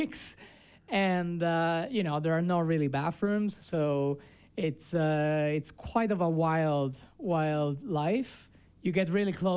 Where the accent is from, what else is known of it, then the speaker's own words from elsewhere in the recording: Italy; now in Park City, United States; my hometown in Italy